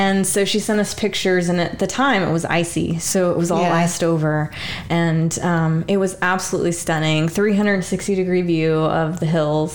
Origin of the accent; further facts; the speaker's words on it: Kansas, United States; moved away as an adult; also born or lived in Virginia / Germany; I'm originally from Kansas, so, you know, your first duty station was Virginia, and then we moved to Germany. It was very, like, at 21, to experience a foreign country when you're from the Midwest and never really left your hometown